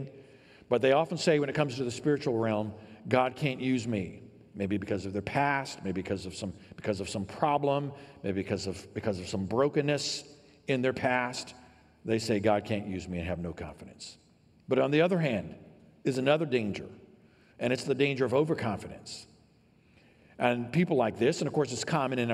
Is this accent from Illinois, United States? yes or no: yes; downstate Illinois, United States; I grew up here in Illinois